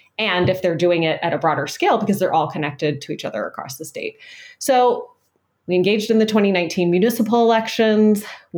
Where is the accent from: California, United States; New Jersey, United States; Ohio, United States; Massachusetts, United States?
Ohio, United States; suburban women had not overperformed in my home state of Ohio